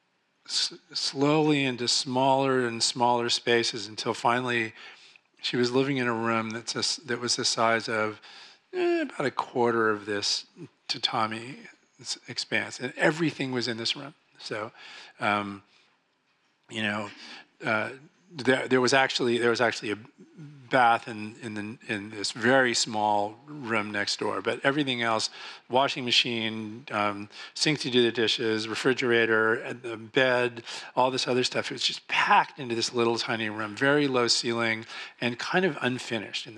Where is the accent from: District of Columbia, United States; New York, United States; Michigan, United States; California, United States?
California, United States; Marin; also born or lived in Oakland / San Francisco; I was born in Oakland and lived in San Francisco a little bit, and then moved to Marin